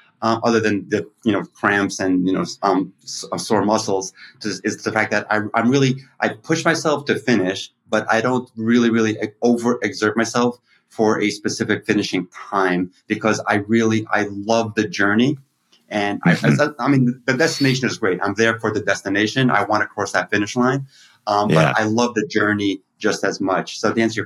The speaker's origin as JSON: {"language": "English", "town": "New York City", "region": "New York", "country": "United States", "tie": "born or raised there", "said": "I grew up in Brighton Beach"}